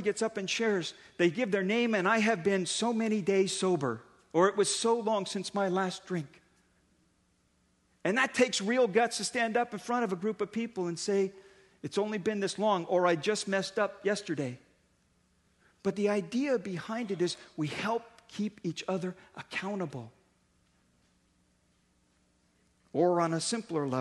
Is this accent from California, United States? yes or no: yes; Daly City, California, United States; I grew up in Daly City